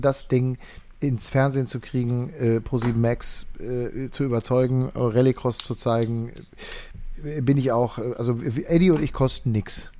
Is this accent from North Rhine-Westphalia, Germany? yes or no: yes; Sauerland, North Rhine-Westphalia, Germany; moved away; ich selber bin jetzt eher in meinem Heimatdorf aktiv und aktiv gewesen, was auch überschwemmt worden ist im Sauerland